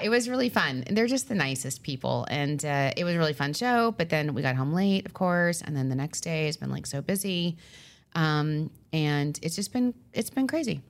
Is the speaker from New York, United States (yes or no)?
yes; Long Island, New York, United States